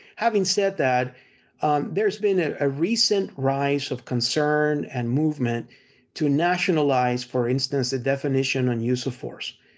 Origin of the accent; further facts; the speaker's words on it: Texas, United States; as a Texan